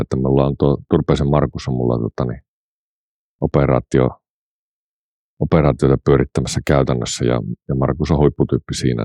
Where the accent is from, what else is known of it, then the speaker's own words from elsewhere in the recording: Pihtipudas, Central Finland, Finland; also born or lived in Oulu; olen umpiputtaalainen, eli tota, niin olen syntynyt Pihtiputalle ja kasvanut